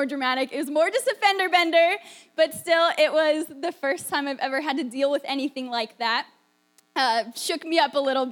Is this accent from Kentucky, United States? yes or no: no; Pennsylvania, United States; also born or lived in Florida; I grew up in Pennsylvania